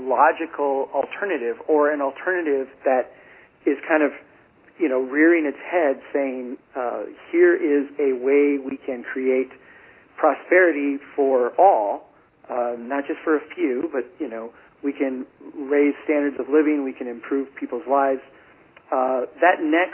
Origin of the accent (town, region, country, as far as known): Brainerd, Minnesota, United States; born or raised there